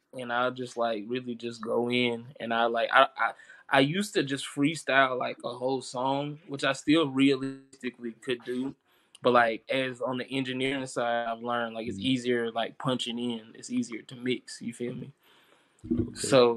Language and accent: English; Chattanooga, Tennessee, United States; also born or lived in Kensington, Georgia; I'm from Chattanooga, Tennessee. I've lived here since I was, like, 9 years old, so pretty much my whole life. Before that, I was living in Kensington, Georgia